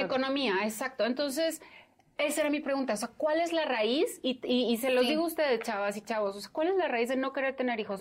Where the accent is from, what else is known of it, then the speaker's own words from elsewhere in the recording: Sonora, Mexico; now in Mexico City, Mexico; no soy de México, yo soy de Sonora